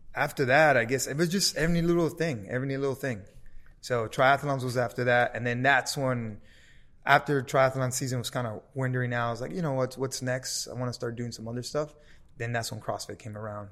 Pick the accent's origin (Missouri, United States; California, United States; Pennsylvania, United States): California, United States; Los Angeles; growing up in South Central